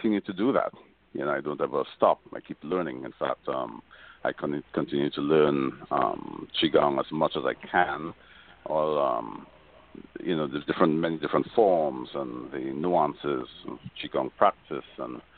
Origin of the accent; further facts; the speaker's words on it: Trinidad & Tobago; moved away; I was born in Trinidad.